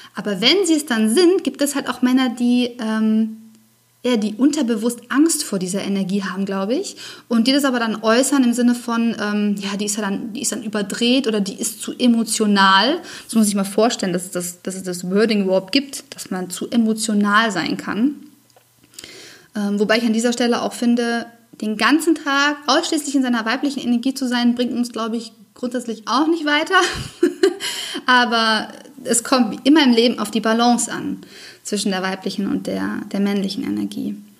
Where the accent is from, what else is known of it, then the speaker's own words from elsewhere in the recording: Germany; bei uns in Deutschland